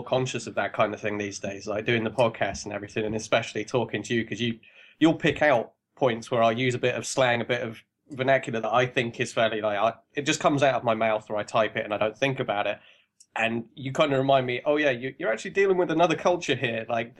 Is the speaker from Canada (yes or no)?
no; England, United Kingdom; "No, seriously, man, I'm from England. Listen to my voice, and there's no reason for me to lie to you."